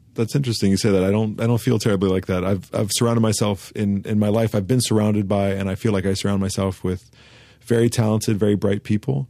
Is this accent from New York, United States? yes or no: no; Santa Monica, California, United States; Santa Monica, where I grew up on Southside Santa Monica, was very much Dogtown